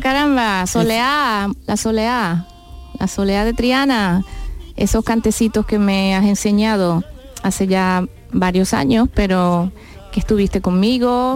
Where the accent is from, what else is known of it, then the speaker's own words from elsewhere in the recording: Ciudad Bolívar, Bolívar, Venezuela; nací en Ciudad Bolívar